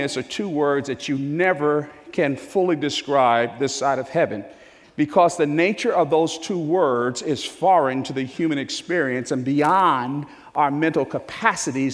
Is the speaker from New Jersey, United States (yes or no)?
yes; New Jersey, United States; I was born and raised in New Jersey.